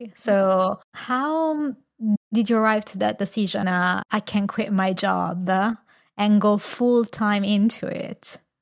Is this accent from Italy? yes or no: yes; Italy; I come from Italy. It's a very Catholic country